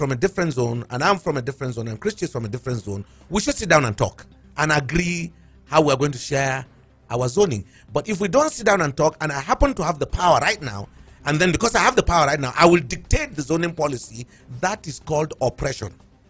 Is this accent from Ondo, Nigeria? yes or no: no; Plateau, Nigeria; I'm a Biron first before I'm a Nigerian